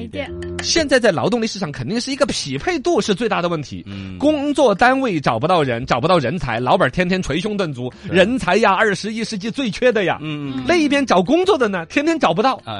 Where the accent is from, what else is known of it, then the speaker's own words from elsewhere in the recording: Chengdu, Sichuan, China; 在我们成都这边